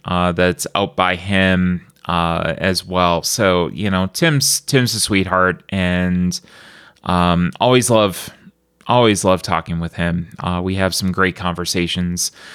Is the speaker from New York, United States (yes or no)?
yes; Buffalo, New York, United States; I'm from Buffalo